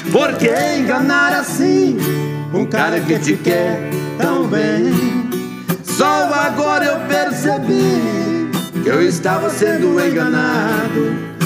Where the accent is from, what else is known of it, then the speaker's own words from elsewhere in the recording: Barro Alto, Goiás, Brazil; Nós somos do Vale São Patrício. É, o Nerildo é de Nova Glória e sou de Barro Alto.